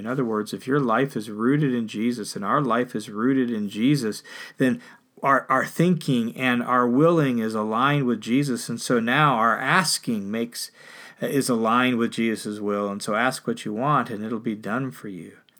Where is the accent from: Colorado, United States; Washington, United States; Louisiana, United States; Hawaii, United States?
Washington, United States; Tacoma; I grew up in Tacoma, Washington